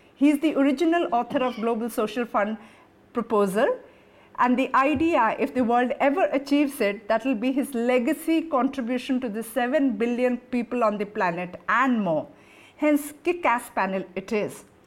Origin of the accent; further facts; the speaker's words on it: Odisha, India; my home state, Odisha